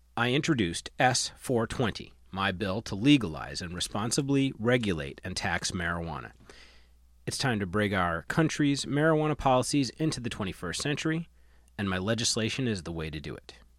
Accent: Long Island, New York, United States; I grew up with on Long Island, New York

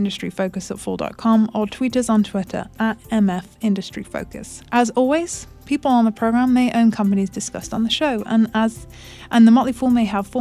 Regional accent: United Kingdom; moved away; that's my home country, the UK

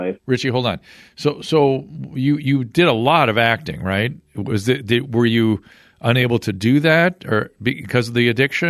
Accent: Australia; I'm from Australia. I lived in Australia. That's Asian enough.

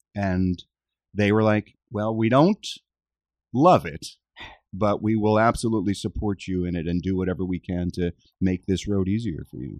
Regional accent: Philadelphia, Pennsylvania, United States; Philadelphia, yeah, my hometown

